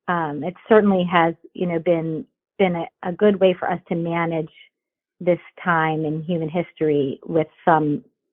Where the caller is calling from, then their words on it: Florida, United States; I'm in Florida, and we're having an unseasonably warm winter, you know, this last month.